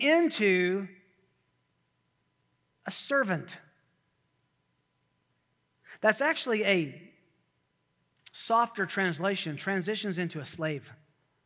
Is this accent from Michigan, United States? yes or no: no; Tennessee, United States; moved away; I grew up in Tennessee